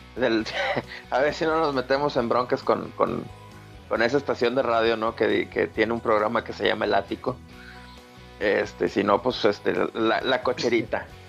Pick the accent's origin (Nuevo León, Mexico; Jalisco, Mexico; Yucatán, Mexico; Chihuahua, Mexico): Nuevo León, Mexico; Monterrey; born or raised there